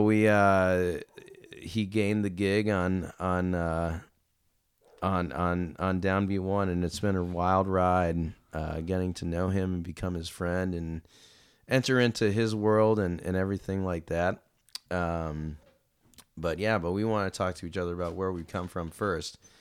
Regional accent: Cleveland, Ohio, United States; moved away as an adult; also born or lived in Cincinnati, Ohio; I was born and raised in Cleveland, Ohio

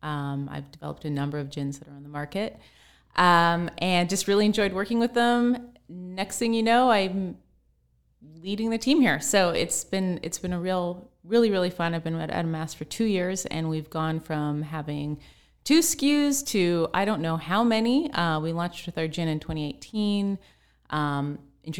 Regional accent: Pacific Northwest, United States; Like I grew up in the Pacific Northwest, so I just grew up very close to nature.

